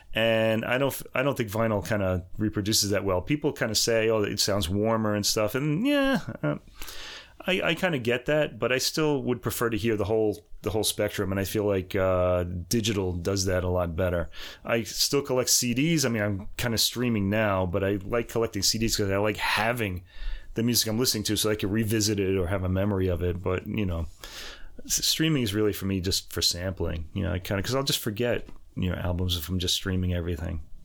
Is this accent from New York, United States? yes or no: yes; New York, United States; moved away as an adult; also born or lived in Boston; I'm from New York originally